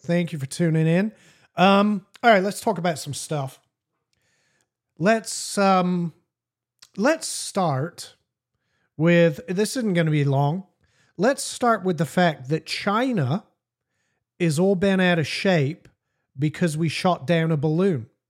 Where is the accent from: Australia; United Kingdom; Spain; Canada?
United Kingdom; England; I'm English